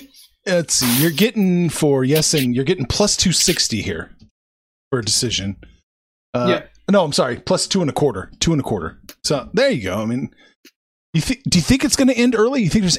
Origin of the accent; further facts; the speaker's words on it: Kansas City, Missouri, United States; I'm from Kansas City.